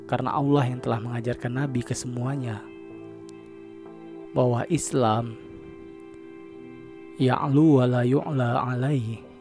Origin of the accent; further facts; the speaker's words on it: Jambi, Indonesia; first language Jambi Malay; Kalau bahasa Jambinya, bahasa daerah saya, agak-agak dikit muncung tuh bos.